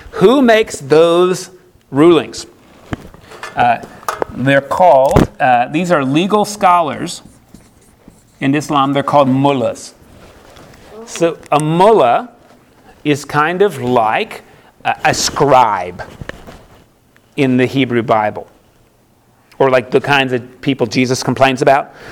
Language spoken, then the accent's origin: English; United States; I'm an American